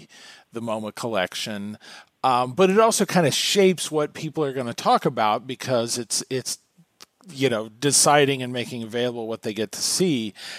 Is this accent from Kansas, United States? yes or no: yes; Wichita, Kansas, United States; now in Chicago, United States; I grew up in Wichita, Kansas